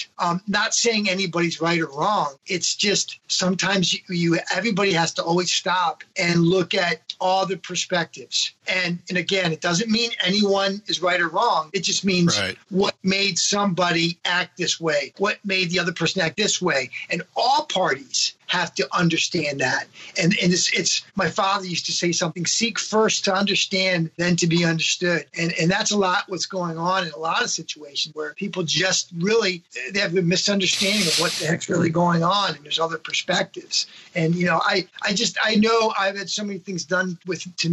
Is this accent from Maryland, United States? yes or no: yes; Maryland, United States; moved away; back where I grew up in Maryland